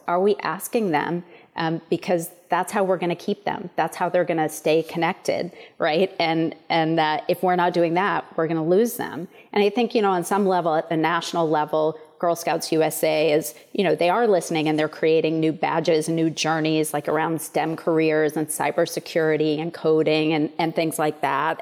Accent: Portland, Maine, United States; also born or lived in Chicago; I'm a true Mainer. I was born and raised in Maine.

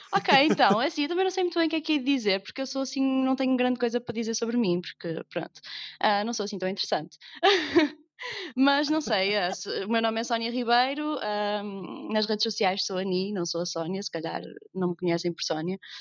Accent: Northern Portugal, Portugal; accent: northern (nortenho); toda a gente percebe que, que, que eu não sou do sul, que sou do norte, tenho um sotaque que nortenho.

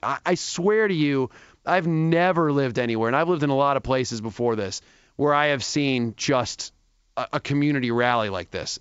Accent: Atlanta, Georgia, United States; also born or lived in Long Island; I was eight when we moved to Atlanta. So I would say Atlanta was kind of the majority of my life. Went to college at Georgia Tech, so pretty much down there.

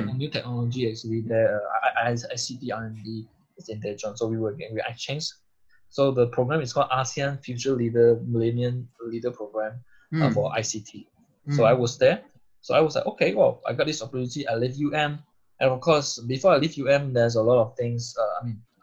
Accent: Butterworth, Penang, Malaysia; moved away as an adult; now in Munich, Germany; So I'm originally from Malaysia, Penang, Butterworth

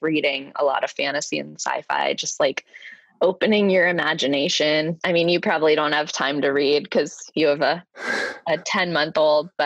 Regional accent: Idaho, United States; now in New York City, United States; growing up in Idaho in the Mountain West

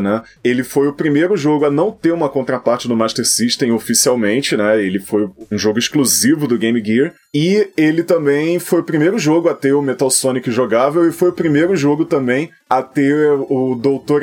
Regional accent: Brazil; nós somos brasileiros

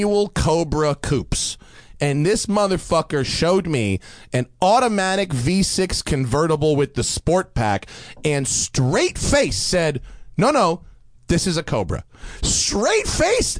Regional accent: suburbs north of New York City, United States; like the Jewy suburbs of north of New York City

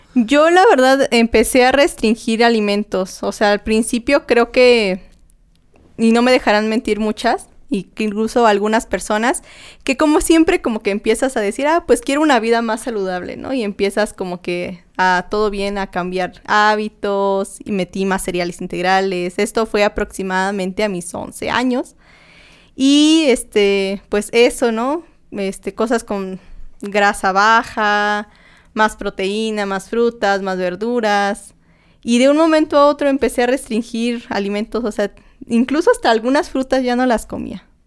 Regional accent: Tlaxcala, Mexico; moved away as an adult; now in Mexico City, Mexico; yo pues soy de soy de Tlaxcala, no soy de la Ciudad de México, me vine aquí a estudiar y trabajar

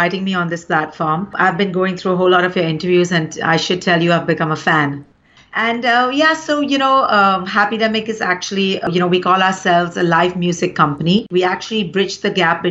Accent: India; I'm actually an Indian first

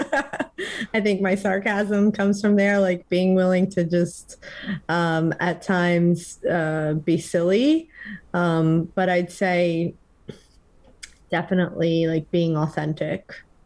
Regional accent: northern New Jersey, United States; now in West Coast, United States; growing up in New Jersey

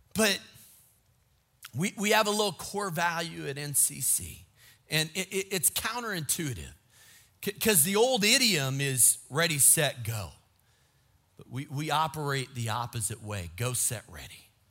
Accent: Minnesota, United States; I grew up in Minnesota

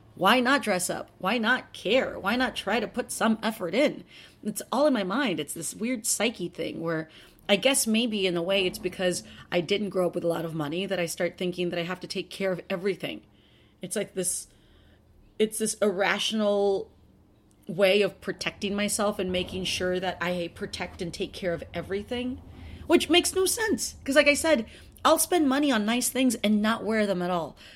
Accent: South Texas, United States; we grew up in South Texas where hurricanes hit

